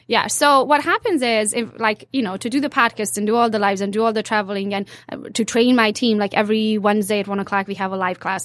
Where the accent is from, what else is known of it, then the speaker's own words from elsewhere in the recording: Transylvania, Romania; moved away as an adult; now in United States; I'm, uh, from Transylvania, part of Romania now, so I'm Hungarian by nationality